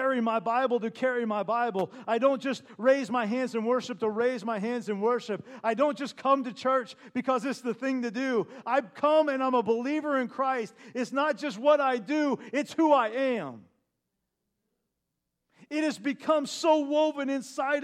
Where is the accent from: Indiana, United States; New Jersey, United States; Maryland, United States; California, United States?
Indiana, United States; Terre Haute; moved away; Back in Indiana, we have sycamore trees